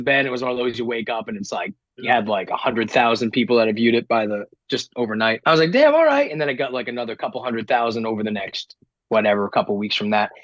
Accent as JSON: {"language": "English", "town": "Woonsocket", "region": "Rhode Island", "country": "United States", "tie": "born or raised there", "said": "I grew up in Rhode Island, by the way, super East Coast."}